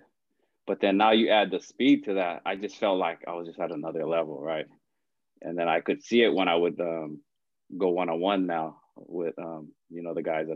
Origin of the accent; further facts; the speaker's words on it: Hawaii, United States; moved away; the island life, right, growing up in Hawaii.